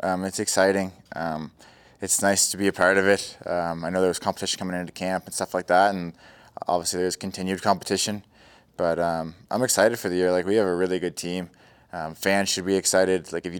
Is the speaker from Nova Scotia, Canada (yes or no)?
yes; Yarmouth, Nova Scotia, Canada; born or raised there; moved away as an adult